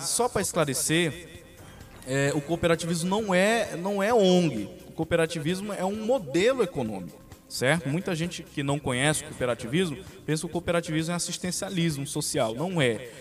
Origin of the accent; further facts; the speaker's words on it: Capanema, Pará, Brazil; sou aqui de Capanema